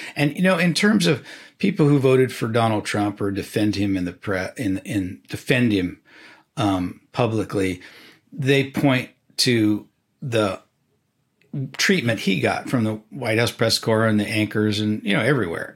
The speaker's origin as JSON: {"language": "English", "region": "California", "country": "United States", "tie": "born or raised there", "moved": "yes", "lives_now": "Washington, United States", "said": "I grew up in California"}